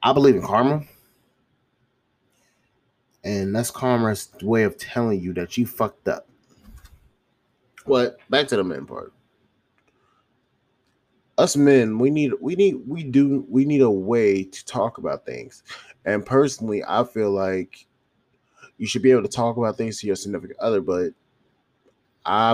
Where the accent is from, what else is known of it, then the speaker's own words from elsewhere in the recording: Charlotte, North Carolina, United States; moved away; my hometown, my home city, which is Charlotte, North Carolina